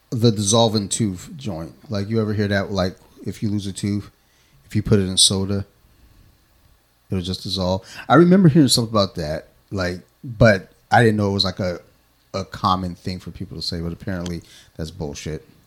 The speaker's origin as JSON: {"language": "English", "town": "Detroit", "region": "Michigan", "country": "United States", "said": "I'm from Detroit, Michigan."}